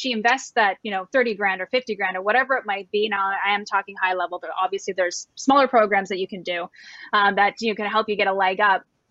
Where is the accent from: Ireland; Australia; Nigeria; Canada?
Canada; moved away as an adult; also born or lived in Cabo San Lucas, Mexico; I'm Canadian and I was living in Cabo San Lucas, Mexico for almost 14 years.